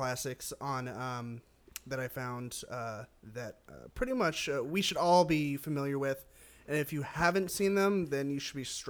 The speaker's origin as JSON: {"language": "English", "town": "Chicago", "region": "Illinois", "country": "United States", "said": "And I'm horrified at E.T. I'm from Chicago."}